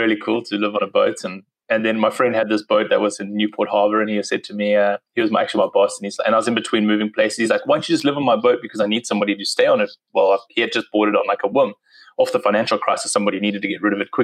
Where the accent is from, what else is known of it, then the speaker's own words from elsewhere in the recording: Cape Town, Western Cape, South Africa; accent: South African; moved away as an adult; also born or lived in Durban; now in United States; So I moved in 2009 from South Africa. I grew up in Cape Town, which is kind of the most southern part.